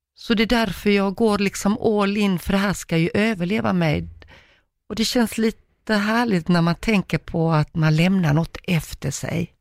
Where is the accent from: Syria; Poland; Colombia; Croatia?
Croatia; also born or lived in Uganda; now in Sweden; jag är född i Kroatien, mina gener där och allt vad det innebär. Och så kommer man till Sverige